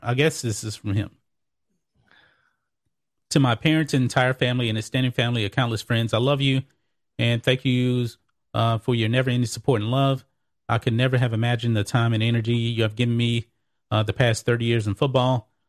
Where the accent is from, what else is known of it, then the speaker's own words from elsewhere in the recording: Texas, United States; just for Texas, but I'm biased. I'm a Texan.